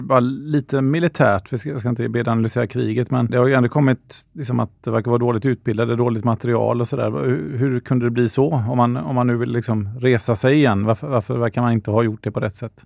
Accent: Sweden; som svensk

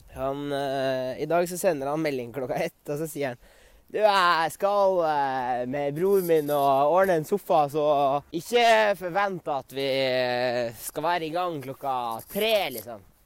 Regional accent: Norway; now in Sweden; med vennene mine hjemme i Norge

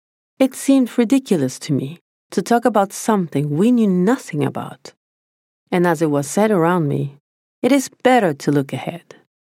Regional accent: Argentina; I then grew up surrounded by right-wing people. And to make matters a little bit more extreme, I grew up in the Menem era. For those who don't know what this means, here comes an explanation. Argentina had a president from 1989 to 1999

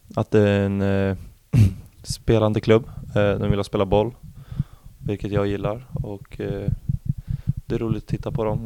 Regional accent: Arboga, Västmanland, Sweden; also born or lived in Eskilstuna; now in Norrköping, Sweden; I Arboga södra, heter det. En liten stad där jag är ifrån.

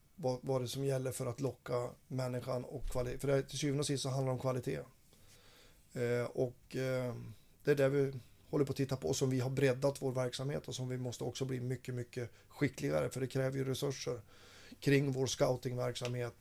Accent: Fränsta, Västernorrland County, Sweden; moved away; jag har varit ute i mina hemtrakter eh, uppe i Fränsta

